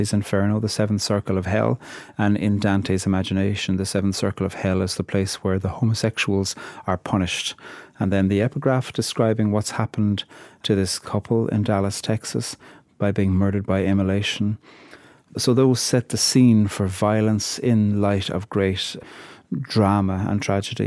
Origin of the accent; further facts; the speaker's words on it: Ireland; I'm from Ireland, and I'm a poet